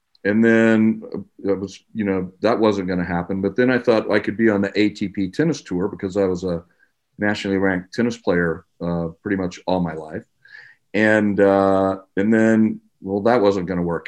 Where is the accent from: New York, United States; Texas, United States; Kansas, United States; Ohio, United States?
Texas, United States; Corpus Christi; I grew up in South Texas, Corpus Christi, Texas